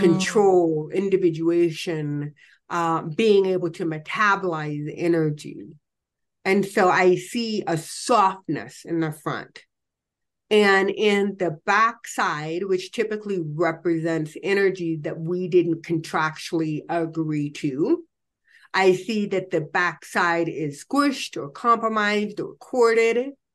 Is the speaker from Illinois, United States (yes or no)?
yes; Illinois, United States; moved away as an adult; also born or lived in Colorado Springs / Ho Chi Minh City; I, I was raised in Illinois, you know, I was kind of like a farm girl